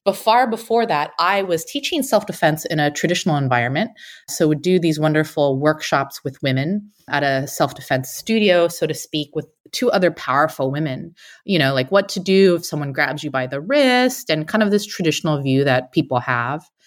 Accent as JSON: {"language": "English", "area": "San Francisco Bay Area", "region": "California", "country": "United States", "tie": "born or raised there"}